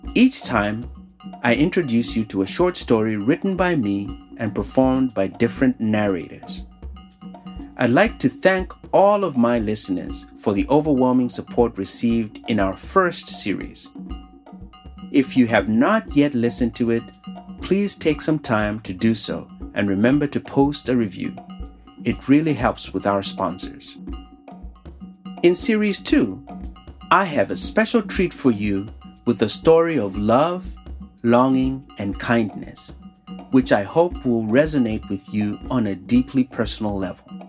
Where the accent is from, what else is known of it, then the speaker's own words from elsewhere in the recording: Zambia; now in United States; I'm from Zambia.